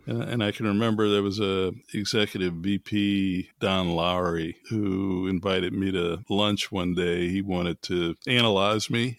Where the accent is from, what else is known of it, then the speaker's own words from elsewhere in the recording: New Orleans, Louisiana, United States; as an African-American growing up in New Orleans in the early forties